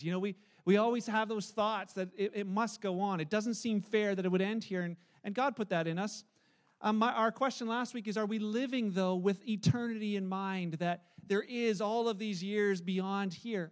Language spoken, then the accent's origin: English; Canada; as a Canadian, I'm probably only going to be a Canadian for about 89 years